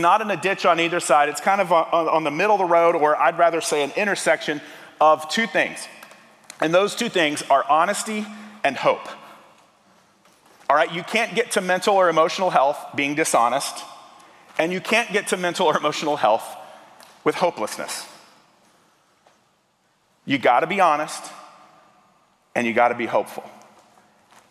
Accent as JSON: {"language": "English", "region": "Tennessee", "country": "United States", "moved": "yes", "lives_now": "Kentucky, United States", "said": "I'm originally from Tennessee"}